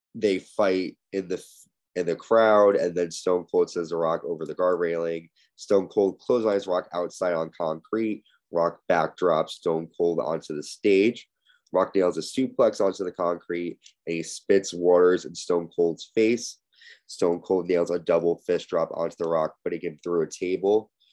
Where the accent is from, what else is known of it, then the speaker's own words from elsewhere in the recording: Connecticut, United States; my home state of Connecticut